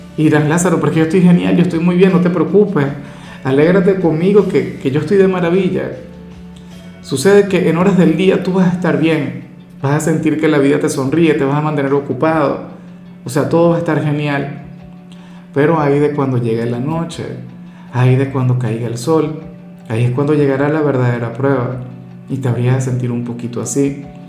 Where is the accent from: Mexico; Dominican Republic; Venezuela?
Venezuela; muy de mi tierra